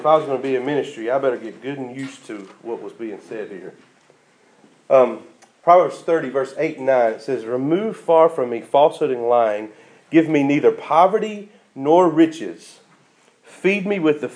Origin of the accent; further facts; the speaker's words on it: United States; living as an American Christian